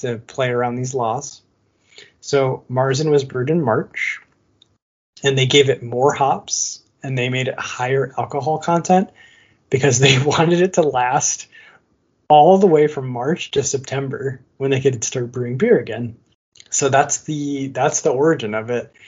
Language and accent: English; Michigan, United States; now in California, United States; I grew up in Michigan